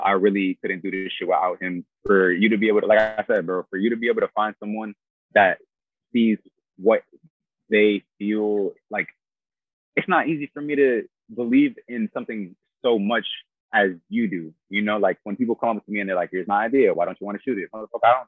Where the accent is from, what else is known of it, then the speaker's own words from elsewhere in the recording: Haverhill, Massachusetts, United States; moved away; also born or lived in Florida; I was born in Haverhill, Massachusetts